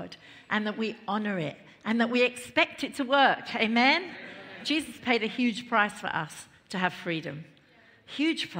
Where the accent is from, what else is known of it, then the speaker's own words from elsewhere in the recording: London, United Kingdom; I grew up in London, family of four.